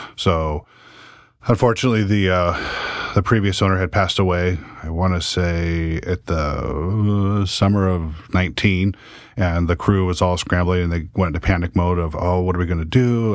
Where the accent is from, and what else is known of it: Salem, Oregon, United States; born or raised there; also born or lived in Ontario, Oregon